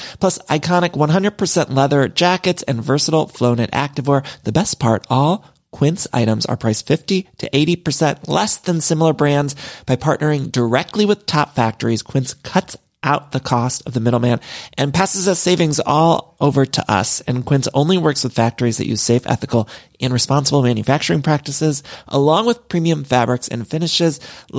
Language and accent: English; Midwest, United States; now in Los Angeles, United States; y'all know I'm from the Midwest, but I've lived in California for so long, and I truly do love it here in LA.